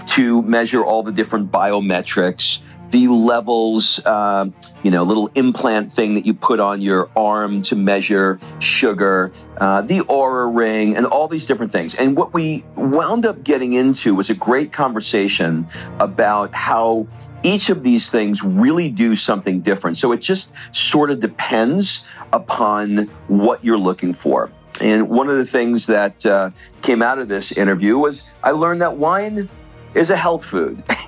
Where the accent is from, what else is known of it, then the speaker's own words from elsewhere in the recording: New York City, New York, United States; I grew up in Queens, uh, New York, not that far from Jersey.